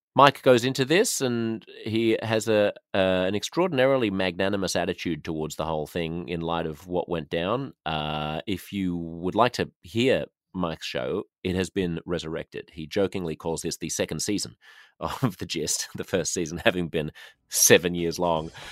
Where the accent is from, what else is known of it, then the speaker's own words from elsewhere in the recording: Sydney, New South Wales, Australia; I'm from Sydney, which is the largest city in the most populous state